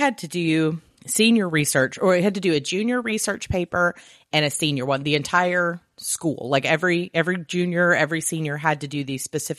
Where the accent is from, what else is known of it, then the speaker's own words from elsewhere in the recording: the South, United States; Yeah, I grew up in the South, and so I knew people were awful